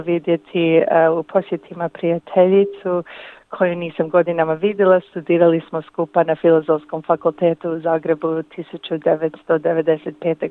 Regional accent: Windsor, Ontario, Canada; moved away as an adult; also born or lived in Zagreb, Croatia / Lika, Croatia; now in Melbourne, Australia; sam rođena u Kanadi

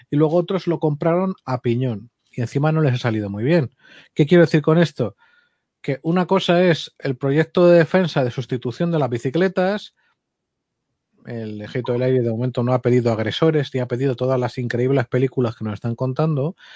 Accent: Castile and León, Spain; farinato y jamón ibérico de mi tierra.

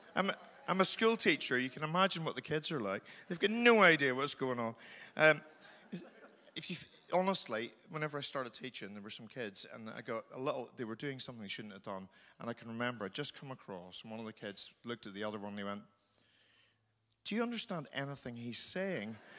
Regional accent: Northern Ireland, United Kingdom; moved away; I'm from Northern Ireland

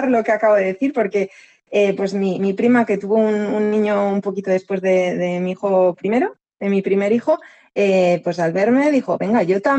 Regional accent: England, United Kingdom; Spanish is a second language; O sea, ellos saben que yo soy inglés y su padre español.

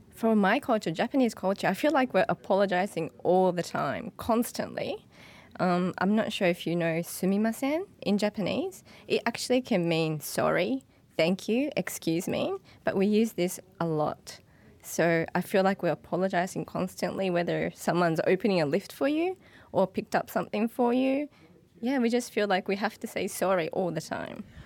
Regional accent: Nepal; I'm from Nepal

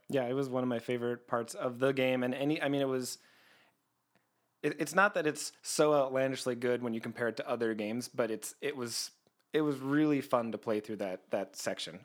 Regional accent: Canada; I'm Canadian.

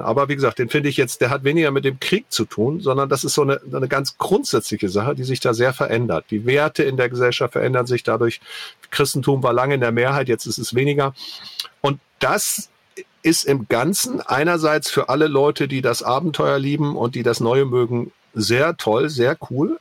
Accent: the North, Northern Germany, Germany; ich komme auch aus dem Norden

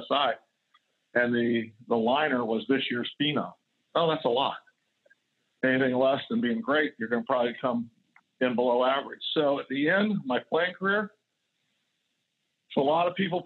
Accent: East Coast of Florida, United States; Growing up on the East Coast of Florida

